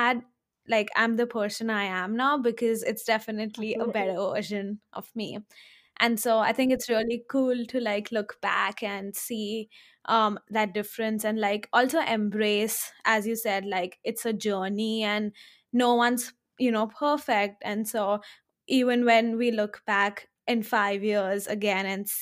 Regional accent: India; now in United States; I grew up in India, I grew up like in the same city

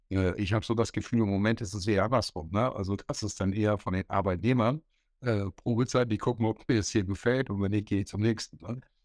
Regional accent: north-eastern Germany, Germany; Ich wieder als Ossi und Norddeutscher

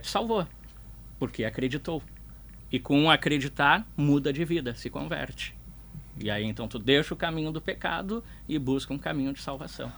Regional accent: Porto Alegre, Rio Grande do Sul, Brazil; Eu sempre fui criado em vila. Eu fui criado em vila aqui no Partenon, Colina

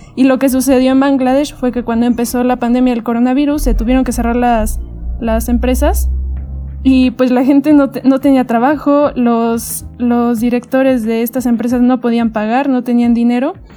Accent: Mexico; los propios mexicanos

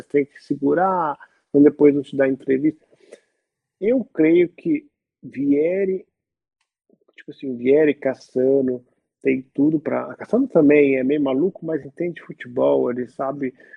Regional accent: Belo Horizonte, Minas Gerais, Brazil; now in Milan, Italy; Sou brasileiro, nascido em Belo Horizonte

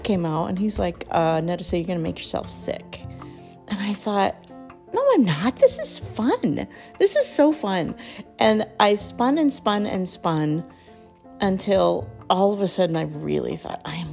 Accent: Colorado, United States; I grew up in Colorado, not in the mountains, but kind of close to the foothills.

